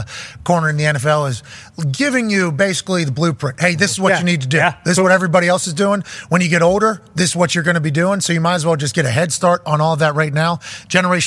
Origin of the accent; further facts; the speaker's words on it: Pittsburgh, Pennsylvania, United States; I'm from Pittsburgh, a lot of hills